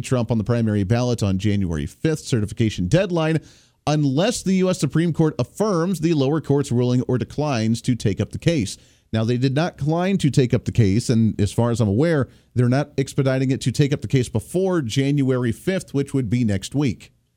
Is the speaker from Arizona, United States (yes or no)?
no; Colorado, United States; I grew up in Colorado